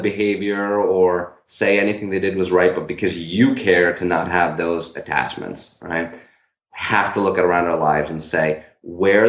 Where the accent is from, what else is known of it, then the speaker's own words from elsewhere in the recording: Newtown, Connecticut, United States; my hometown is Newtown, Connecticut